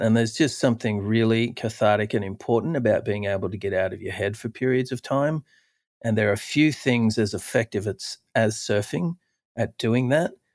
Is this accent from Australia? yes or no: yes; Australia; when I was a youth growing up in Australia